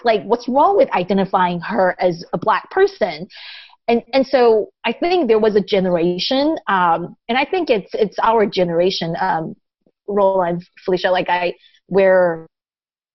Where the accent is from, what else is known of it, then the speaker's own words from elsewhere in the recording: Taiwan; first language Taiwanese; English is a second language; also born or lived in Japan; now in United States; I grew up speaking Taiwanese, and I started learning Mandarin when I started going to school, first grade, and then I started learning English when I moved to the U.S.